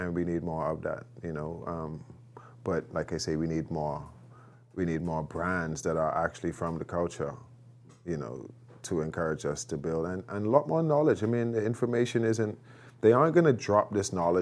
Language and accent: English; Bahamas; moved away; I'm from the Bahamas